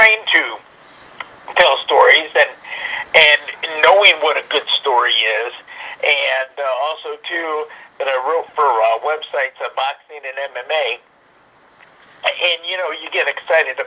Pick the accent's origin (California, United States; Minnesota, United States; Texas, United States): Texas, United States; Dallas; I grew up in the Dallas Fort Worth area